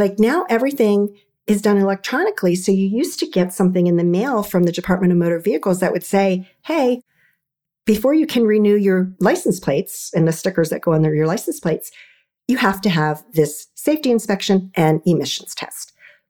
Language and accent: English; D.C. metro area, District of Columbia, United States; I'm an East Coast girl and I've been in the DC metro area my entire life.